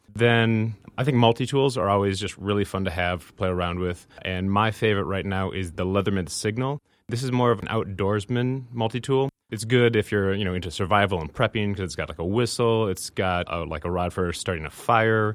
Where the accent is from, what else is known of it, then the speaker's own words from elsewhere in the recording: Minnesota, United States; growing up in Minnesota